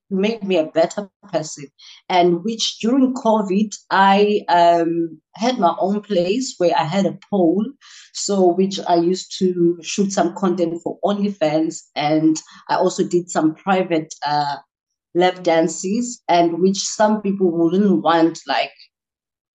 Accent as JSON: {"language": "English", "town": "Port Elizabeth", "region": "Eastern Cape", "country": "South Africa", "said": "I am from Port Elizabeth in the township called Gwazakele"}